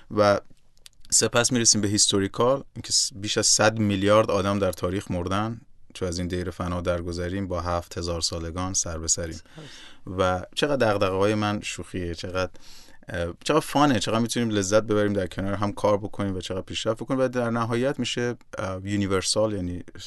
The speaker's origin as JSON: {"language": "Persian", "country": "Iran", "tie": "born or raised there", "also_born_or_lived": "Nigeria", "moved": "yes", "said": "من در جایی که ایران به دنیا آمدم"}